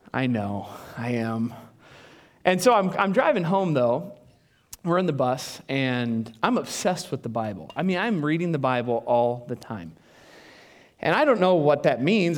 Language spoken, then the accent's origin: English; United States; also born or lived in Des Moines, Iowa; I'm white. I'm an American